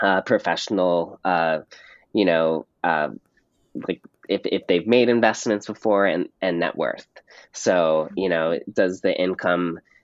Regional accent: Pasadena, California, United States; in my hometown of Pasadena, California

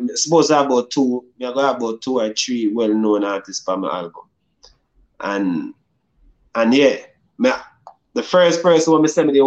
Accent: Jamaica; me growing up in Jamaica

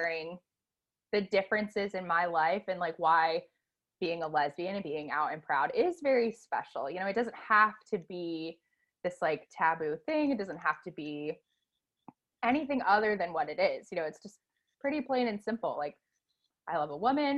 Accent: Cleveland, Ohio, United States; moved away as an adult; now in Tampa, United States; I'm originally from Cleveland, Ohio. I've been living in Tampa for a little over a year, but I still view Cleveland as my home

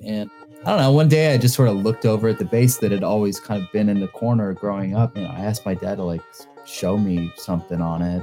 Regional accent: Greensboro, North Carolina, United States; moved away as an adult; also born or lived in Winston-Salem, North Carolina / New York; growing up in North Carolina

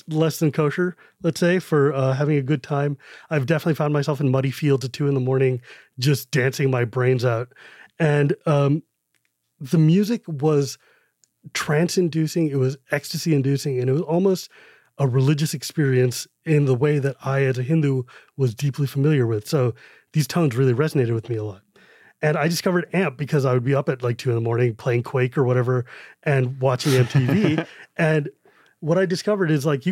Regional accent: California, United States; when I was growing up in California

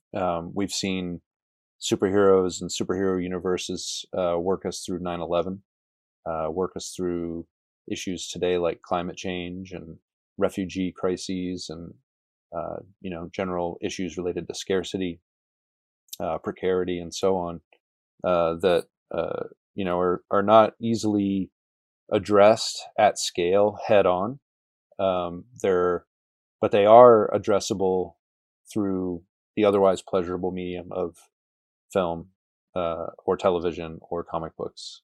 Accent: New Hampshire, United States; moved away as an adult; also born or lived in New England / South Carolina; now in Lubbock, United States; I was born in New Hampshire and spent most of my life in New England

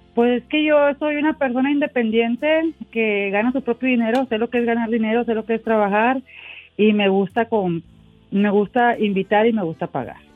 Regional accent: Monterrey, Nuevo León, Mexico; now in Corpus Christi, United States; Actualmente resido en Corpus Christi, pero soy de Monterrey, Nuevo León.

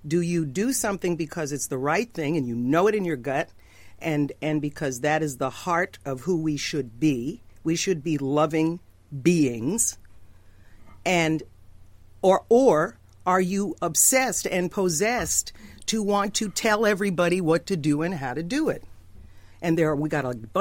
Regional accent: New York, United States; I grew up in New York.

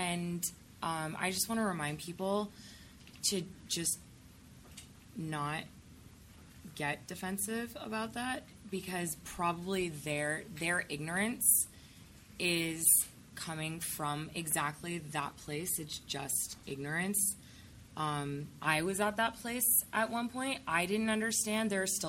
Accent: the South, United States; I come from the South

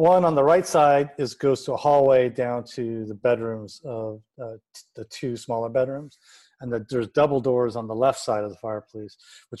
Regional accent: California, United States; now in Phoenix, United States; I grew up in California, and that was like the style of the 70s in the San Fernando Valley.

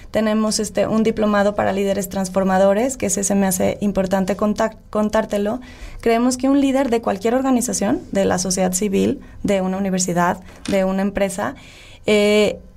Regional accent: Mexico; Porque es nuestro derecho como ciudadanos mexicanos

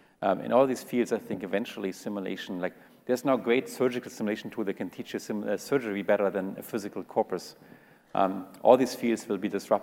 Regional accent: California, United States; Just because we grew up in California and we went to Stanford doesn't mean we are any better than all these people in Russia and all these people in Africa

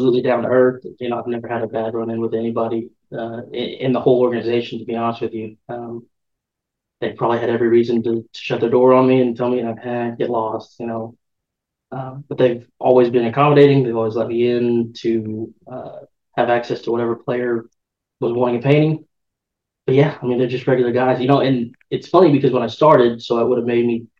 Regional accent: St. Louis, Missouri, United States; the St. Louis Cardinals. That's my hometown team.

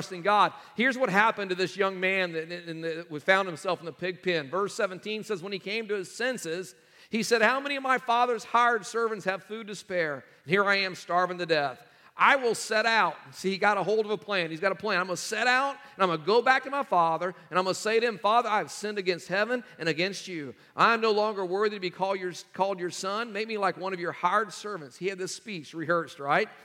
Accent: North Carolina, United States; we are from North Carolina

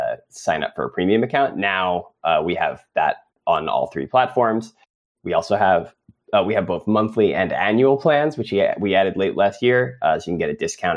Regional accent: United States; accent: American; now in New York, United States; my uncouth American accent

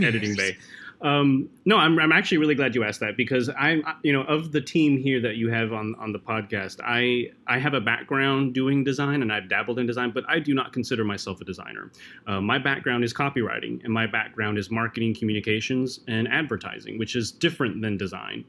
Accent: Fargo, North Dakota, United States; moved away; also born or lived in Philippines; I grew up in Fargo, North Dakota.

